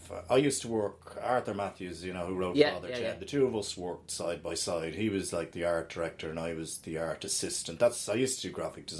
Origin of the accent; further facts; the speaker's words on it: Dublin, Leinster, Ireland; Grew up in Dublin. Both my parents are from Dublin.